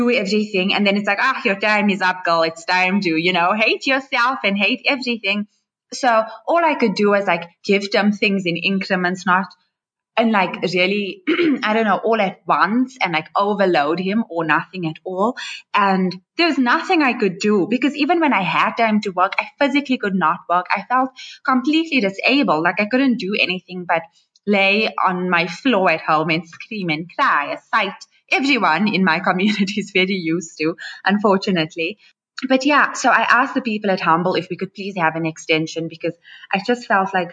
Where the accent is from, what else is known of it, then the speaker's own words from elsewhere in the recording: Johannesburg, Gauteng, South Africa; I'm born and raised in Joburg